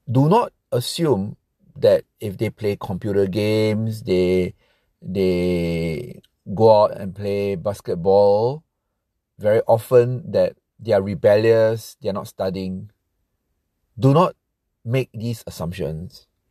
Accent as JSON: {"language": "English", "country": "Singapore", "said": "I'm from Singapore"}